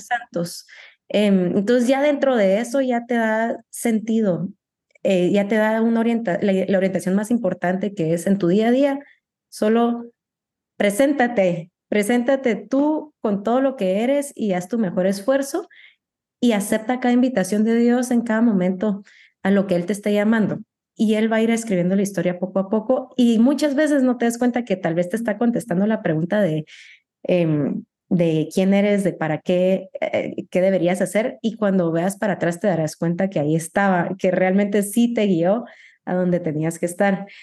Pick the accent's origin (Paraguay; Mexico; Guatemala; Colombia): Guatemala; also born or lived in United States / Paris; como guatemalteca